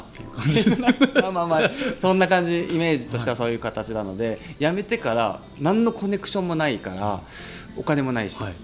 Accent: Yamanashi, Japan; moved away as an adult; 山梨出身なんですけど

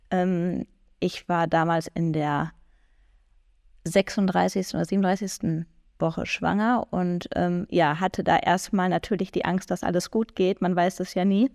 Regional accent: near Düsseldorf, North Rhine-Westphalia, Germany; ich komme aus Nordrhein-Westfalen und zwar genauer aus der Nähe von Düsseldorf

